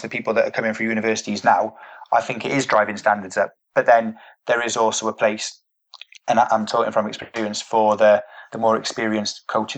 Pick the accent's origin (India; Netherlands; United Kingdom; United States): United Kingdom; as British people